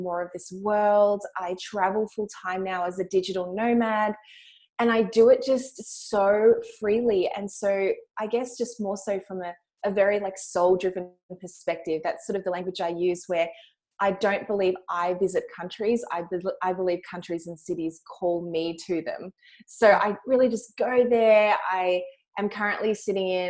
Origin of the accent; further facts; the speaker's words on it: Melbourne, Victoria, Australia; accent: Australian; moved away; I'm also from Australia. You can hear from my accent.